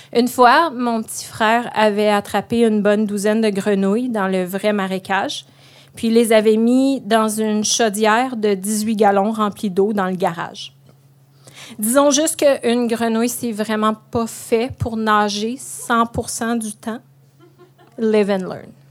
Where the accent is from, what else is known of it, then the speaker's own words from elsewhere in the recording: Pontiac, Quebec, Canada; moved away; Ma région natale a un slogan, Pontiac, la région aux 4000 lacs.